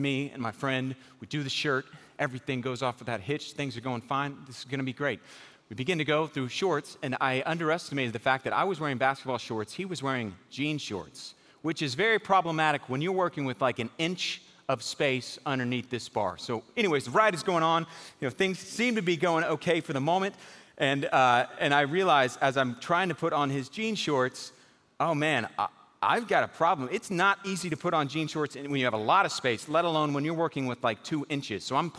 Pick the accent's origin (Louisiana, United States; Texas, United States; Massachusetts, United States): Texas, United States; Houston; I grew up in Houston, Texas. Anybody from Houston in here? Man, we got like five people in this church total from Houston. So I grew up in Houston.